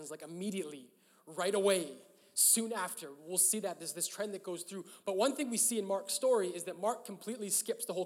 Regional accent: Canada; I'm Canadian

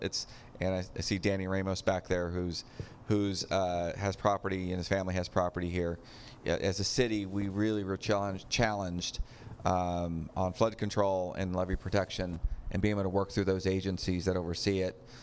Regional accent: Sacramento, California, United States; now in West Sacramento, United States; when I was growing up on the Sacramento side uh, uh, in the pocket area

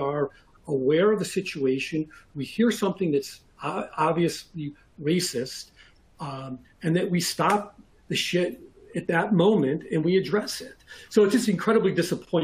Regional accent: North Shore of Chicago, Illinois, United States; I'm from the North Shore of Chicago

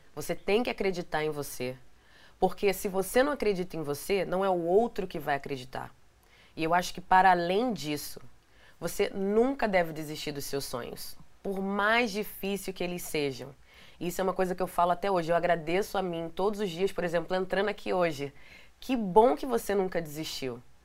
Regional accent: Rio de Janeiro, Brazil; moved away as an adult; now in New York, United States; lá de Benfica, que é da onde eu nasci, no Rio

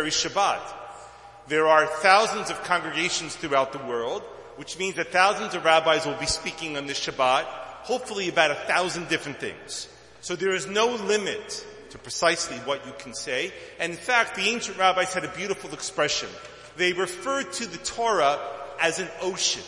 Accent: Tel Aviv, Tel Aviv District, Israel; moved away; also born or lived in Brooklyn, New York, United States / Jerusalem; I was born in Brooklyn, but I came of age in Tel Aviv. School and a whole lot of years of living there

